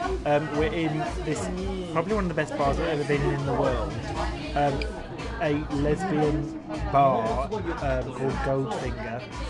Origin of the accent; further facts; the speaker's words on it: Japan; And it makes me feel really privileged to have this freedom in my home country.